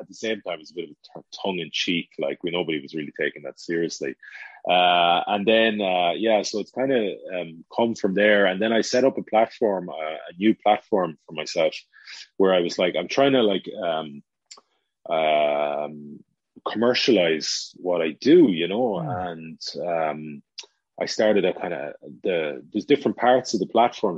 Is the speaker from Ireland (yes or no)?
yes; Galway, Connacht, Ireland; our hometown, Galway